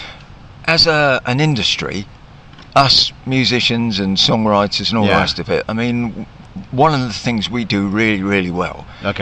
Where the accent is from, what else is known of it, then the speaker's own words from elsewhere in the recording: Southampton, South East England, United Kingdom; I'm from Southampton